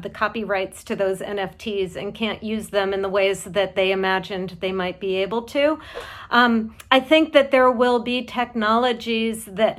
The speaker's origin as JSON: {"language": "English", "town": "Boston", "region": "Massachusetts", "country": "United States", "said": "As a Bostonian"}